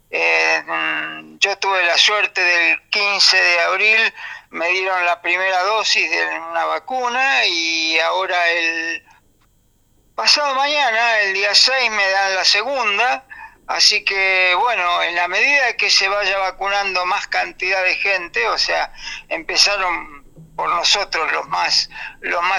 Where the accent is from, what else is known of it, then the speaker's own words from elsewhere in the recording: Argentina; also born or lived in Motril; now in Spain; yo cuando me vine de Argentina viví 11 eh, años en Motril, que es una localidad del sur, costera del Mediterráneo, de aquí también, de la misma provincia de Granada, y después en el año 2013 eh, me mudé aquí a, la montaña.